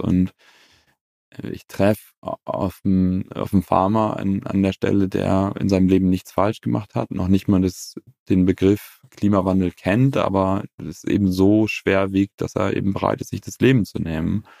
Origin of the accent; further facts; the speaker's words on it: Northern Germany, Germany; Ich selber bin auf dem Bauernhof groß geworden in Norddeutschland